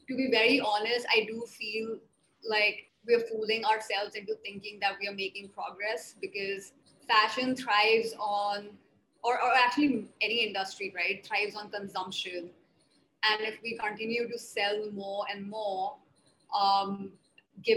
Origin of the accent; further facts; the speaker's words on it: New Delhi, Delhi, India; also born or lived in mountains of northern India (Himalayas) / Mumbai / Netherlands; So I grew up in New Delhi. I spent a lot of my time. I did all my schooling in New Delhi